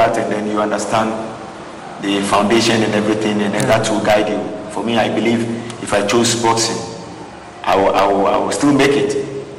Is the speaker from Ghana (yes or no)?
yes; Accra, Greater Accra, Ghana; moved away as an adult; also born or lived in Teshie / France / Scotland / Israel; I was born in Jamestown.